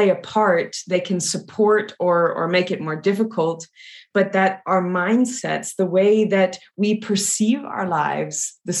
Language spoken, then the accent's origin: English; Louisiana, United States; I'm originally from Louisiana in the US, deep south.